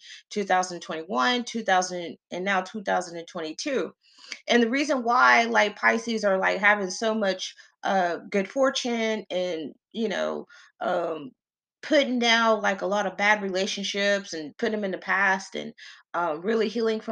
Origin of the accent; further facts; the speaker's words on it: the South, United States; I'm from the South, because we still had our big mamas